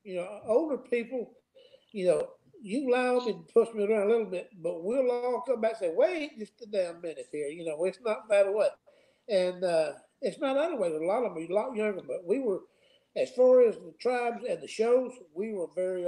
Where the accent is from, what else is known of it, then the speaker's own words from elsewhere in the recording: the South, United States; I'm from the South